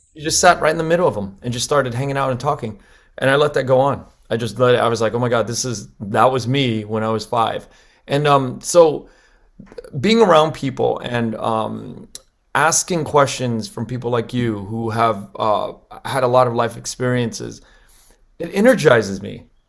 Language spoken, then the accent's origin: English; Los Angeles, California, United States; I grew up in Koreatown here in L